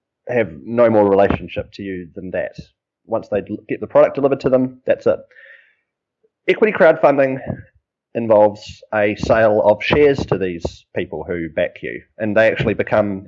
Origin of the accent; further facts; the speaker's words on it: New Zealand; moved away; I'm a Kiwi